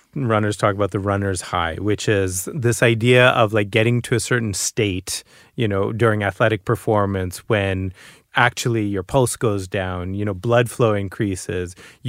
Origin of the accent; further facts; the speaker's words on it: Boston, Massachusetts, United States; So I'm first generation American. You know, I'm the first person in my family to be born outside of India. And I grew up in Boston.